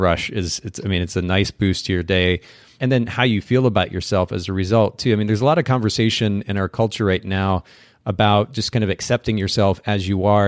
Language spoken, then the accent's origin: English; Japan; moved away; I grew up in Japan